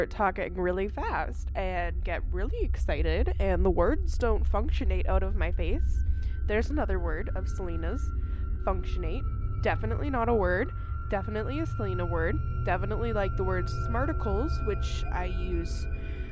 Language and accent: English; Canada; I'm from Canada